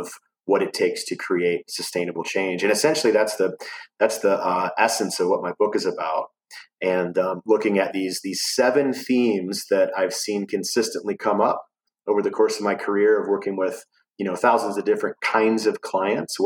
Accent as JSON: {"language": "English", "country": "United States", "tie": "born or raised there", "moved": "as an adult", "lives_now": "Asheville, United States", "said": "I grew up kind of near Chicago, in between Milwaukee and Chicago"}